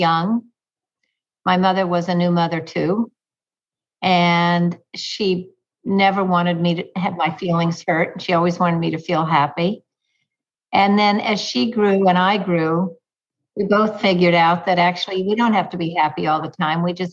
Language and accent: English; Texas, United States; moved away as an adult; now in New York, United States; I grew up in Texas